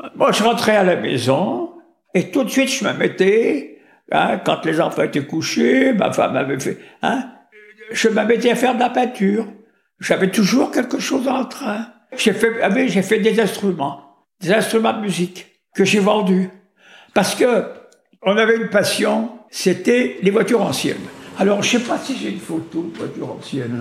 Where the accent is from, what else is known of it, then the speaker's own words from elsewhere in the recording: Vénissieux, Auvergne-Rhône-Alpes, France; also born or lived in Lyon; je suis né à Lyon, dans le deuxième arrondissement